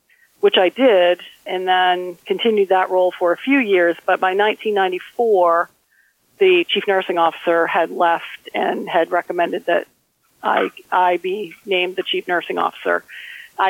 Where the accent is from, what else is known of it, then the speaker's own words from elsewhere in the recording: Millinocket, Maine, United States; also born or lived in Boston; I was born and raised in Maine